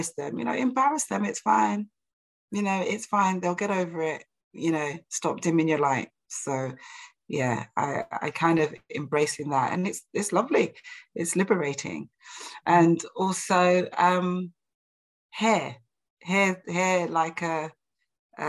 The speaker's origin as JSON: {"language": "English", "region": "London", "country": "United Kingdom", "said": "I'm like from East London"}